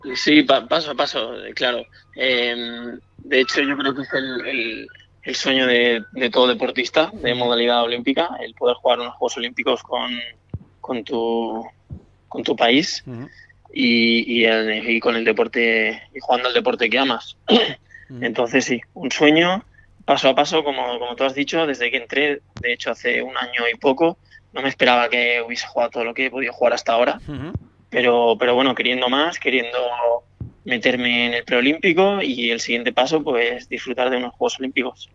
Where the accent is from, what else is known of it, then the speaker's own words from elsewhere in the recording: Valencia, Valencian Community, Spain; now in Madrid, Spain; soy valenciano